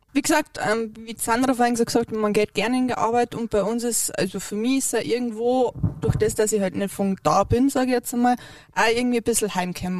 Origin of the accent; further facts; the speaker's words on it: Bavaria, Germany; now in Leogang, Austria; ich bin kein Deutscher, ich bin Bayern